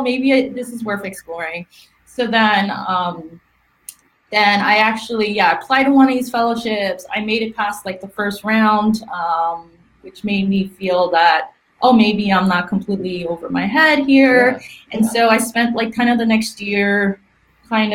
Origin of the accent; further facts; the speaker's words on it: New York, United States; moved away as an adult; now in Silicon Valley, United States; I'm from New York.